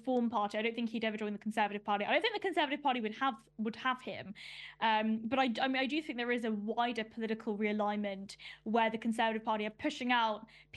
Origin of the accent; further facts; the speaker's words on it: London, United Kingdom; I grew up in Northwest London in Ruislip